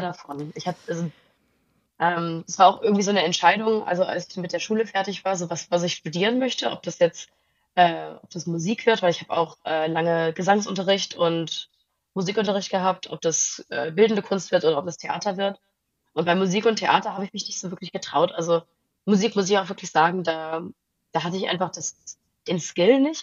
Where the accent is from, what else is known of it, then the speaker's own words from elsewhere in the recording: outside Zurich, Switzerland; also born or lived in Großburgwedel, Lower Saxony, Germany / Herliberg, Switzerland; now in Berlin, Germany; danach sind wir in die Schweiz gezogen. Ähm, also ich bin nicht auf dem Land außerhalb von Zürich aufgewachsen.